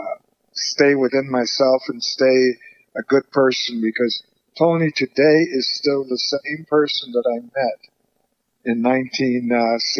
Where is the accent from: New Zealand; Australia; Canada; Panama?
Panama; as a kid growing up in Panama